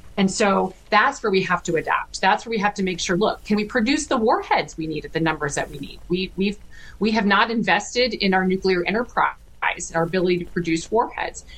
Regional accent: Fredericktown, Ohio, United States; I grew up in a small town in Ohio. Um, it's a farming town, um, small little town with two stoplights, and called Fredericktown, Ohio, in Knox County

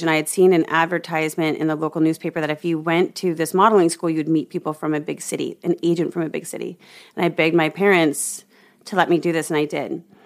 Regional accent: Omaha, Nebraska, United States; I grew up in Omaha, Nebraska

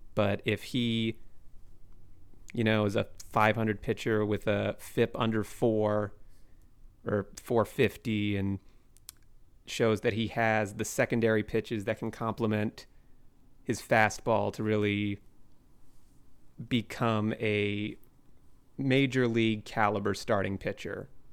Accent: Shoreline, Washington, United States; also born or lived in Seattle; I was born in Seattle and raised in Shoreline

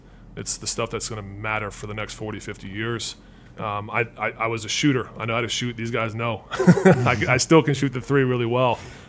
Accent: Alabama, United States; I'm from Alabama, just like these guys are from the South too.

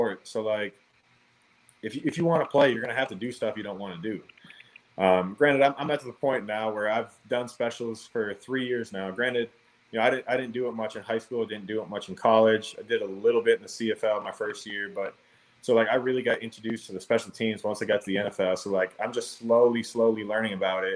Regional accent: Minnesota, United States; moved away; Growing up in Minnesota, land of 10,000 lakes

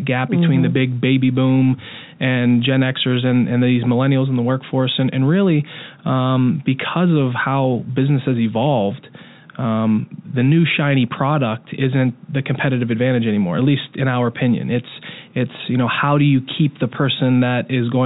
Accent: Pittsburgh, Pennsylvania, United States; moved away as an adult; now in Kansas City, United States; based in Pittsburgh, mm-hmm. My hometown

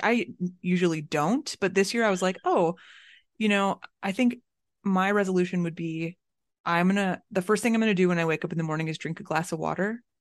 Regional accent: Florida, United States; now in Chicago, United States; growing up in Florida

